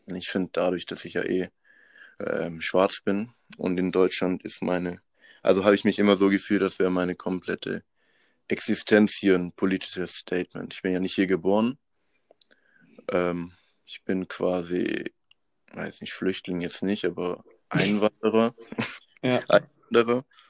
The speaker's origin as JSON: {"language": "German", "country": "Madagascar", "tie": "born or raised there", "also_born_or_lived": "Pforzheim, Germany", "moved": "yes", "lives_now": "Germany", "said": "ich bin geboren auf Madagaskar und dann mit meiner Mom zusammen äh, 2001 nach Europa gekommen"}